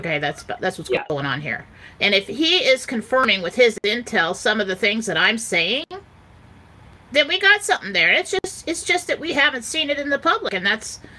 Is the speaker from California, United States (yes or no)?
yes; California, United States; moved away; I'm from California, I live in the freaking mountains now, and I miss the sea